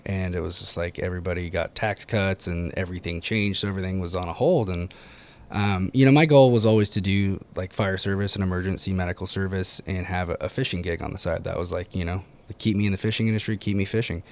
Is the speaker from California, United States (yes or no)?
yes; Ojai, California, United States; born and raised in Ojai